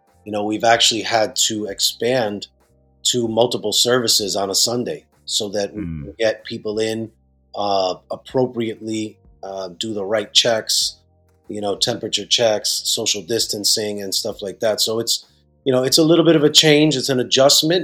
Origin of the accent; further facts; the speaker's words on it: Bridgeport, Connecticut, United States; moved away as an adult; also born or lived in Puerto Rico; now in New York, United States; grew up in the Spanish churches in Bridgeport, Connecticut. So we're from Connecticut, although we're pastoring in New York